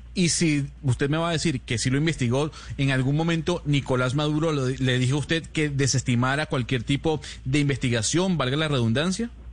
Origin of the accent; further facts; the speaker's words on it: Venezuela; como venezolano